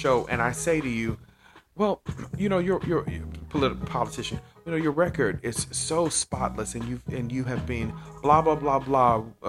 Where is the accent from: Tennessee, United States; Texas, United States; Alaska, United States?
Texas, United States; Dallas; right here in my hometown in Dallas.